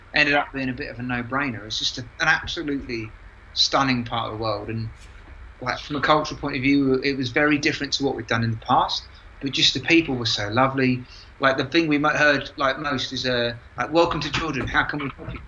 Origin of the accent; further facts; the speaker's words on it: London, United Kingdom; moved away as an adult; I'm from London, my wife's from Yorkshire